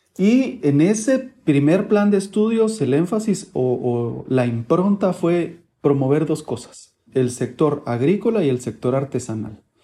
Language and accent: Spanish; Guatemala City, Guatemala Department, Guatemala; also born or lived in Buenos Aires, Argentina; de la ciudad de Guatemala